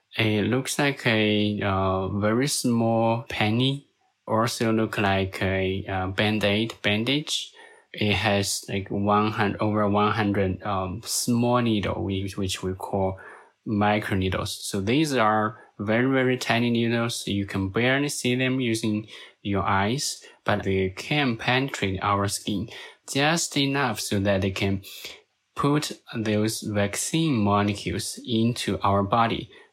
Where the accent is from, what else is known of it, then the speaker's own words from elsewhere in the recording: Hubei, China; now in United States; I'm originally from China, and I'm actually from that exact province where the first COVID nineteen case was reported.